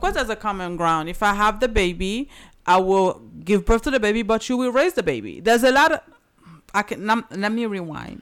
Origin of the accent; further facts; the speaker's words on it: Haiti; moved away; I'm from Haiti